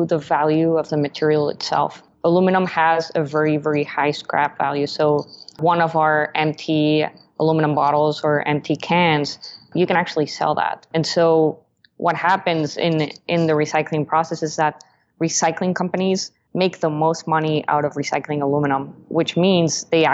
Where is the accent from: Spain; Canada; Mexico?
Mexico; now in United States; I'm originally from Mexico